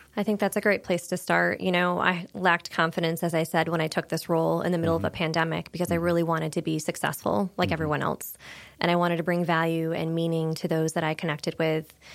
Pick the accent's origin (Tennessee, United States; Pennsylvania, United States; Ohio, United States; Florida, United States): Pennsylvania, United States; moved away as an adult; also born or lived in Corning, New York; now in Wilmington, United States; I grew up in a very small town in Pennsylvania, just across the border of New York State